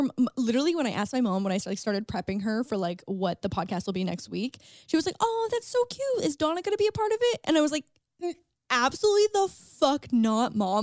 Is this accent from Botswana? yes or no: no; St. Catharines, Ontario, Canada; Saint Catharines. my hometown